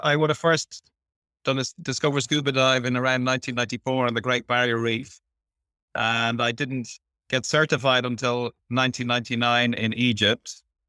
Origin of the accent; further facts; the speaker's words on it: Ireland; now in Philippines; We, being Irish and English, we do come from culturally similar backgrounds.